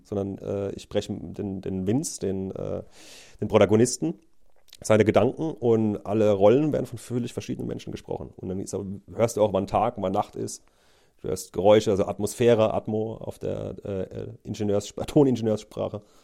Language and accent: German; Neustadt an der Weinstraße, Rhineland-Palatinate, Germany; wir haben ein Restaurant daheim